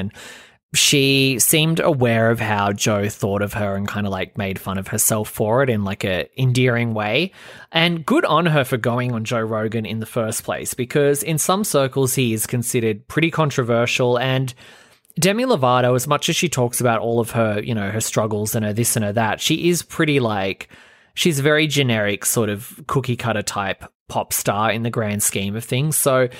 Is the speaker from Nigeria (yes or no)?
no; Australia; I'm from a small town where I grew up in Australia, and I moved to Sydney on my own when I was 16, and it was really fucking hard.